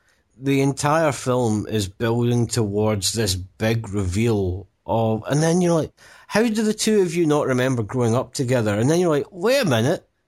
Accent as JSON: {"language": "English", "region": "Scotland", "country": "United Kingdom", "said": "You're just saying that because we're Scottish."}